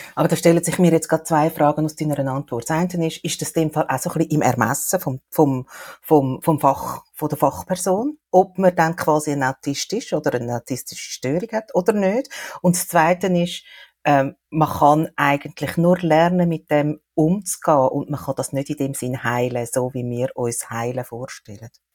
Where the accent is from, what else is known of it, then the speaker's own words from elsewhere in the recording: Switzerland; bei uns in der Schweiz